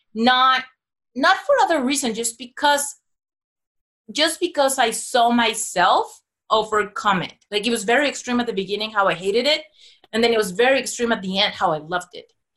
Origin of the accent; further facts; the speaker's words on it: Mexico City, Mexico; I was born and raised in Mexico City